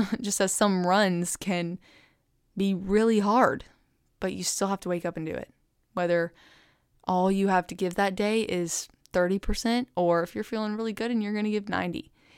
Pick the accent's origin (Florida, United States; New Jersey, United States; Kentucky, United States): Kentucky, United States; Bowling Green; it was in my hometown.